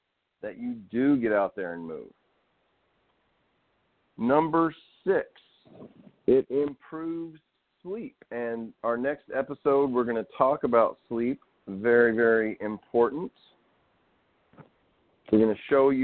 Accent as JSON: {"language": "English", "region": "Arkansas", "country": "United States", "tie": "born or raised there", "said": "I grew up out in Arkansas."}